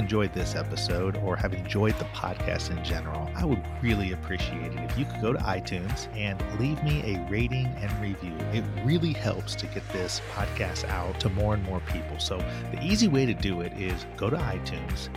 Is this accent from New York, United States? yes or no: no; Indiana, United States; I'm from Indiana.